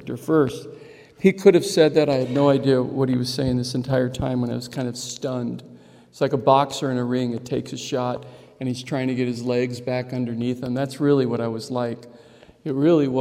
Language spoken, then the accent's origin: English; Chandler, Arizona, United States; also born or lived in Navajo Reservation, Arizona; I grew up in Chandler, Arizona